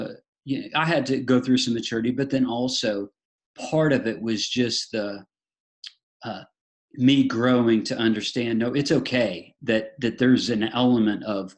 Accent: Illinois, United States; now in Dublin, United States; I live in Dublin, Georgia, but originally I'm from Illinois, kind of bounced around a little bit.

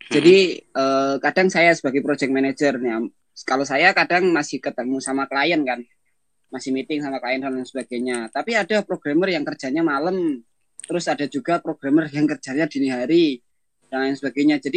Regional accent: Depok, West Java, Indonesia; misalnya saya dari Depok terus ke kantor di Jakarta

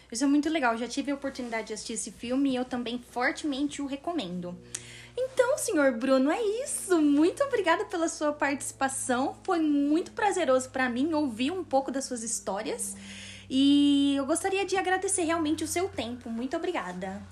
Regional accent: Brazil; sou brasileira

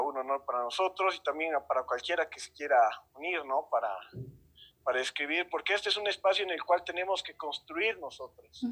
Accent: Bolivia; como sociedad boliviana

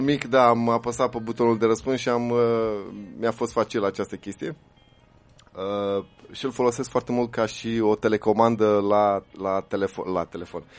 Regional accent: Romania; inclusiv pentru noi ca români

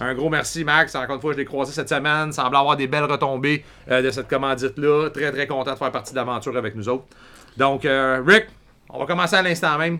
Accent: Quebec, Canada; en tant que Québécois

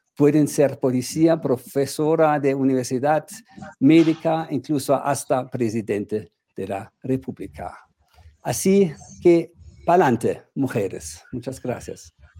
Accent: Germany

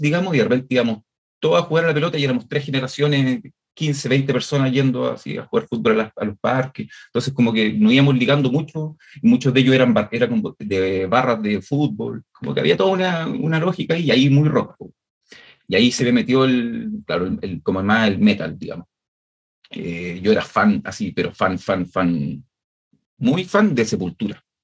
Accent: Chile; acá en Chile

